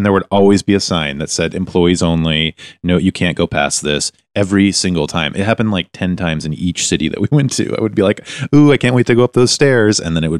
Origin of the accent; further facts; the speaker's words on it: New York, United States; I'm from New York, America.